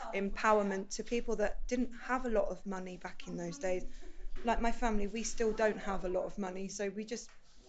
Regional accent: Bridport, South West England, United Kingdom; I'm only from Bridport myself, so I'm not too far away. And there's a lot of connections through my family history in Lyme Regis and Devon itself.

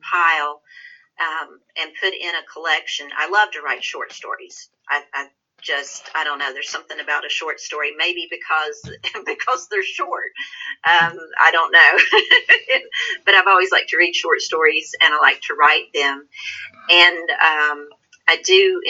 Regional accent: Appalachia, United States; I am from the South, but I'm from Appalachia, and honey, let me tell you, that's a whole different thing

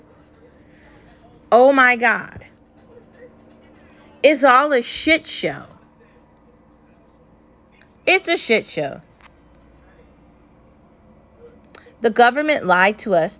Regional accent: New York, United States; I grew up in New York. I spent every weekend there

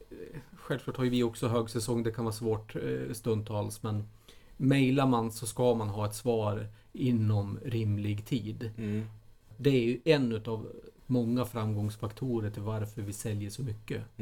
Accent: Dalarna County, Sweden; när jag var liten i Dalarna

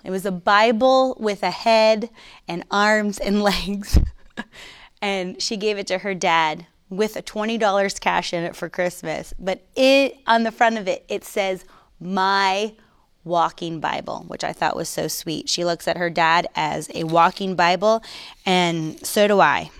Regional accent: Coral Springs, Florida, United States; moved away as an adult; also born or lived in Virginia Beach; I'm from Coral Springs. I'm, I'm raised, born and raised in South Florida

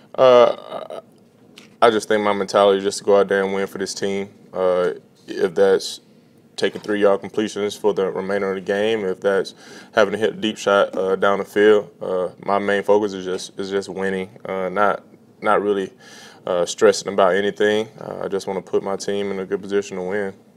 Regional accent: Bessemer, Alabama, United States; moved away; growing up in Bessemer, Alabama, being an hour away from Atlanta

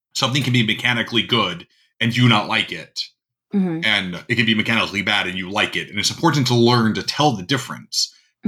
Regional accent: North Dakota, United States; I grew up in North Dakota, which is a mm-hmm. pretty mm-hmm. rural uh, state

